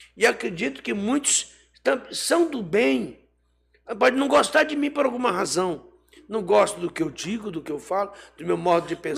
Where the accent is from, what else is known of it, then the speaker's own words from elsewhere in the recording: Rio de Janeiro, Brazil; also born or lived in Pará (birthplace); now in Pará, Brazil; fui criado a minha infância no Rio de Janeiro